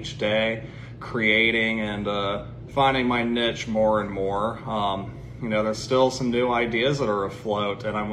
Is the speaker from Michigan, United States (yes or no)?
no; Cincinnati, Ohio, United States; I'm from Cincinnati, Ohio, and I'm an acrylic-based artist